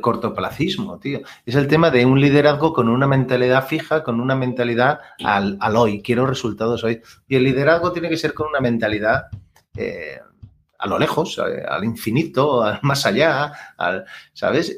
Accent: Catalonia, Spain; yo que soy catalán

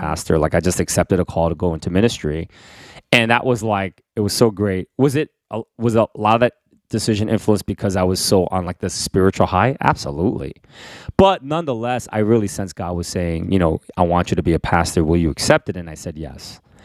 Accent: New York City, New York, United States; also born or lived in Korea; when I was growing up in Queens in the Bronx

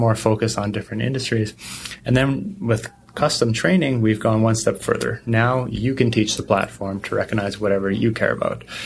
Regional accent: Canada; I grew up in Canada

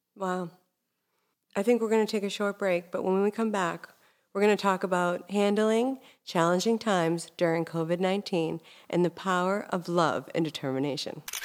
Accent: Hingham, Massachusetts, United States; growing up in Hingham

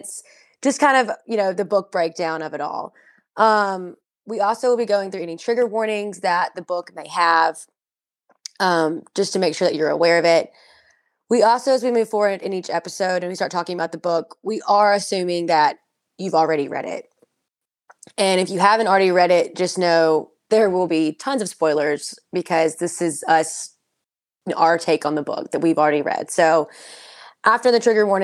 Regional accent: the South, United States; we're both from the South

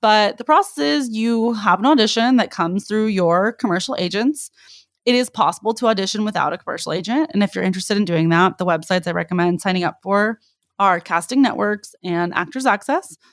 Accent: the Bay Area, California, United States; now in Los Angeles, United States; I'm originally from the Bay

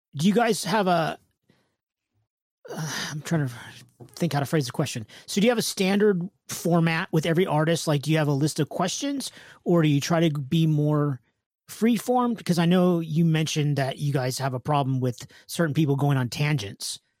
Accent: California, United States; I'm from California

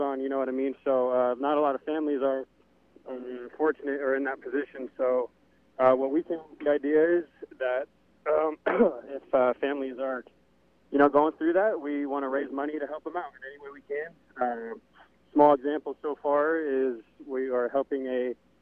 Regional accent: Upland, California, United States; my hometown, Upland here.

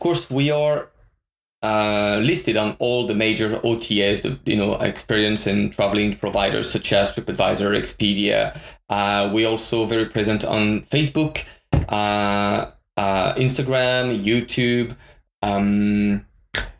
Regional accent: France; moved away as an adult; now in Japan; I'm from France originally. My father was Spanish

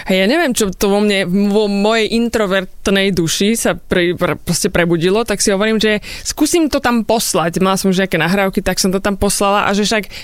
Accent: Súľov-Hradná, Žilina Region, Slovakia; Nie, nie som ani z Povazky, ani zo Žiliny, ani z Byče, som hradná a časť Hradná teda.

